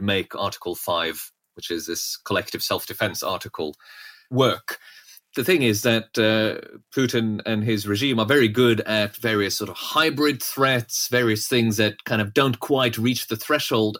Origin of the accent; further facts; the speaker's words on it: Norway; moved away; I grew up in Norway